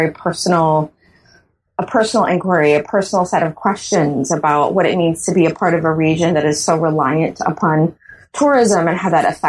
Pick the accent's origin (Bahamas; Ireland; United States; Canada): Bahamas; yes, I am born and raised in the Bahamas, and I've been working in the tourist industry for as long as I can remember.